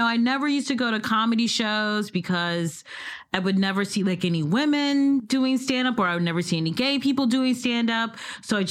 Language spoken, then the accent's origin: English; Midwest, United States; moved away; also born or lived in New York